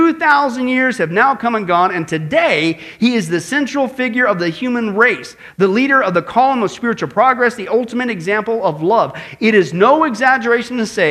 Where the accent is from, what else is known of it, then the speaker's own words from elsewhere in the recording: Midwest, United States; growing up in the Midwest